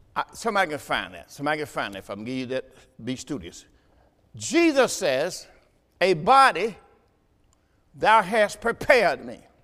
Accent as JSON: {"language": "English", "region": "the South", "country": "United States", "said": "I'm from the South"}